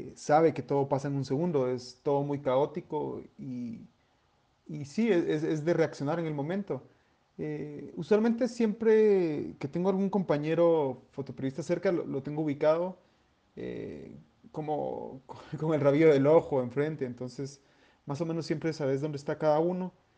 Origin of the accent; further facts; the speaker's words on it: Guatemala; somos ciudadanos guatemaltecos